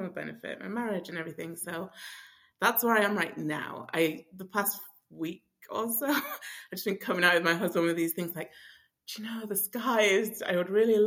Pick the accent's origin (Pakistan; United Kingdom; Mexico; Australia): United Kingdom; England; moved away as an adult; now in United States; I'm not from America. I'm from England.